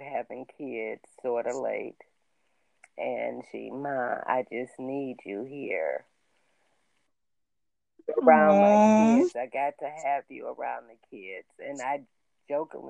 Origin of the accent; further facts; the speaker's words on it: Buffalo, New York, United States; I was raised in Buffalo, New York, which is only 90 miles from Toronto